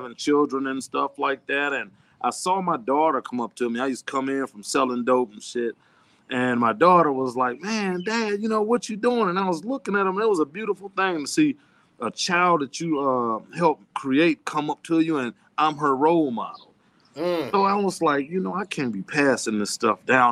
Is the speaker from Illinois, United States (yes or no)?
yes; Chicago, Illinois, United States; we grew up in Ida B. Wells in Chicago